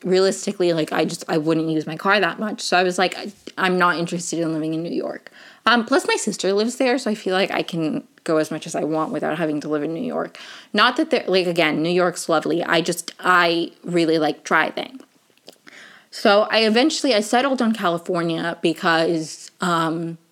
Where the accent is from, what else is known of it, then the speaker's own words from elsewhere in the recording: Venezuela; moved away; I am in fact from Venezuela